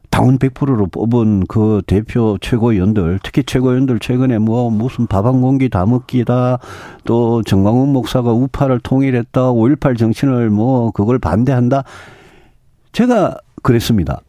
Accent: Daegu / North Gyeongsang, South Korea; 저 대구 경북 출신이고 네. 저뭐 평생 거기 살았고요

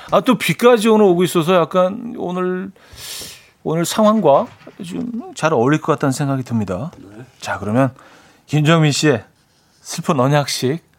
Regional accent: Seoul, South Korea; 오리지널 마포죠. 예. 마포구 홍보대사예요.

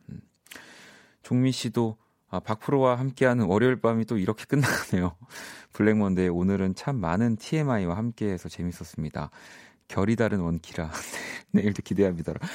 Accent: South Korea; 우리는 좀 대한민국 사람은

